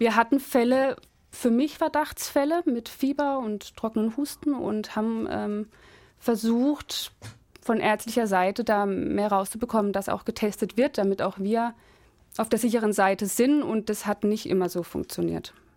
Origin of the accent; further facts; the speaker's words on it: Freiburg area, Baden-Württemberg, Germany; moved away; wo ich herkomme. Freiburger Gegend.